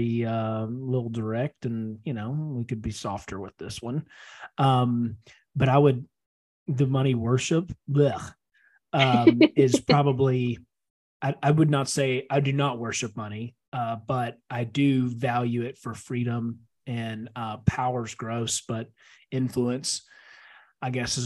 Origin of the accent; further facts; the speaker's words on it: Loudoun County, Virginia, United States; We had three houses within probably a mile of each other that I grew up in Loudoun County